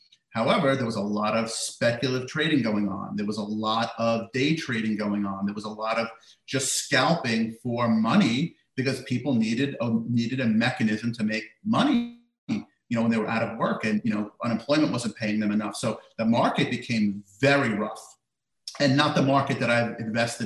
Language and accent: English; United States; living in America, growing up in America